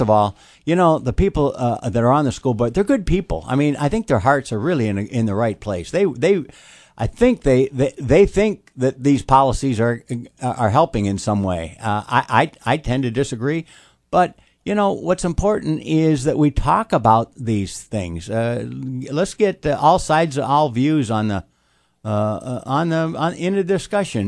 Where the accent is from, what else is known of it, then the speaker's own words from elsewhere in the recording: Toledo, Ohio, United States; moved away as an adult; now in Albemarle County, United States; I grew up in Toledo, Ohio